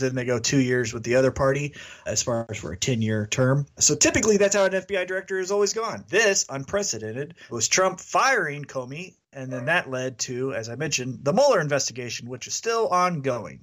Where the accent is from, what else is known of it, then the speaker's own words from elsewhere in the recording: Kansas City, Missouri, United States; that's my hometown